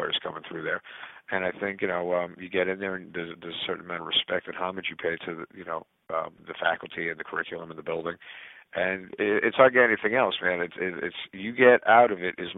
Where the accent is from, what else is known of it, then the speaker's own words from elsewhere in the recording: New York, United States; also born or lived in Boston; I was born and raised in New York